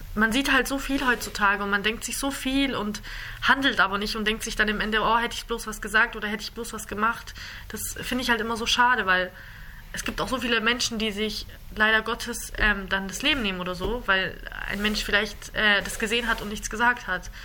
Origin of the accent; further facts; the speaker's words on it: Germany; ich bin in Deutschland, ich bin hier aufgewachsen.